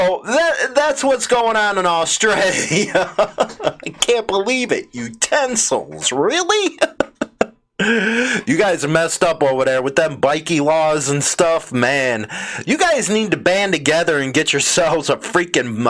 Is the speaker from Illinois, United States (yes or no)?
yes; Chicago, Illinois, United States; my hometown, Chicago